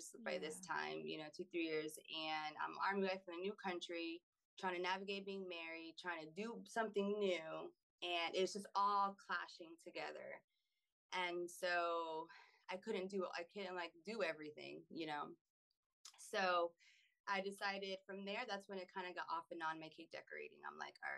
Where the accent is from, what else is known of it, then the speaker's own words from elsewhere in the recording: Pennsylvania, United States; also born or lived in North Carolina / Germany; now in Florida, United States; I grew up in Pennsylvania